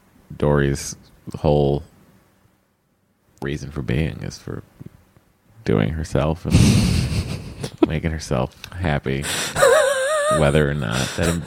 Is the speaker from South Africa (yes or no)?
no; Canada; moved away as an adult; now in United States; I'm female, 28, hetero married, no kids. Currently not trying to have any. And I am a Canadian who moved to the U.S. in September of 2016.